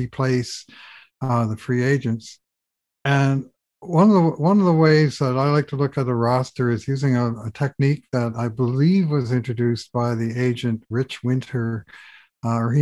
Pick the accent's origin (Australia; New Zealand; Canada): Canada; St. John's, Newfoundland and Labrador; moved away; I'm from St. John's, Newfoundland. So I grew up with the water